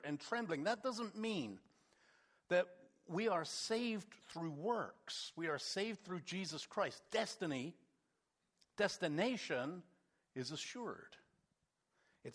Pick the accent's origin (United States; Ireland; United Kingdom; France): United Kingdom; England; moved away; We're English